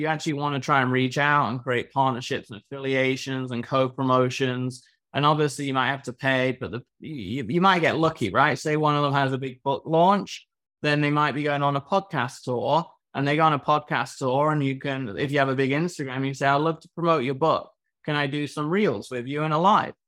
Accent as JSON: {"language": "English", "region": "England", "country": "United Kingdom", "moved": "yes", "lives_now": "Miami, United States", "said": "I'm from England"}